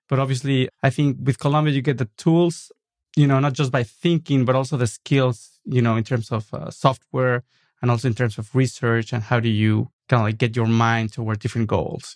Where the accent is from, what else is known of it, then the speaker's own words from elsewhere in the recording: Mexico City, Mexico; English is a second language; moved away as an adult; also born or lived in New York; now in Los Angeles, United States; I was born in nineteen seventy-eight and then stayed there for the first twenty-five years of my life.